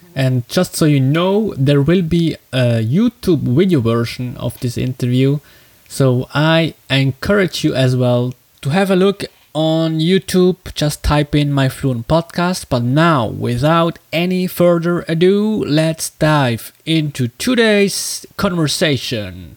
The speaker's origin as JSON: {"language": "English", "country": "Switzerland", "second_language": "English", "said": "I come from Switzerland"}